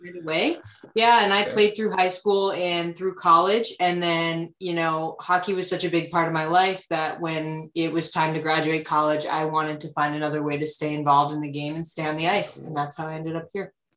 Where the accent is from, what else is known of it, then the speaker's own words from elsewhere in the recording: Rhode Island, United States; i'm born and raised in rhode island